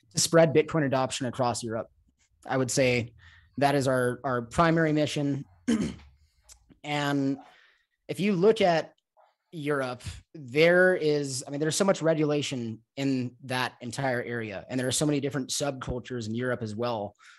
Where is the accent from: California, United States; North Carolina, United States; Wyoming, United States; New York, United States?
California, United States; Los Angeles; moved away as an adult; also born or lived in Mexico; I'm from Los Angeles